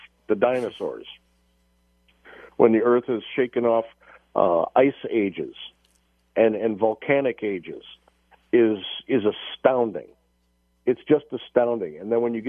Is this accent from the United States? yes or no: yes; Chicago, Illinois, United States; who I grew up with here in Chicago